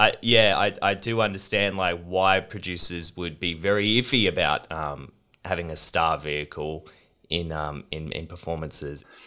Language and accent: English; Australia; also born or lived in United Kingdom; as Australians